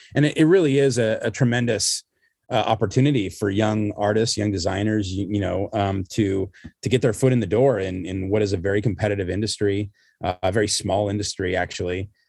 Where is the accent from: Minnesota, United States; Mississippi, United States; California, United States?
California, United States; Southern; I grew up here in Southern California, which is, you know, where I am still